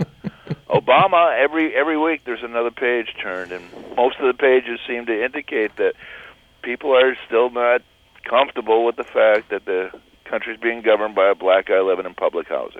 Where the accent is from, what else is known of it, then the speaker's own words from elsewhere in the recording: Milwaukee, Wisconsin, United States; something that I grew up with in Milwaukee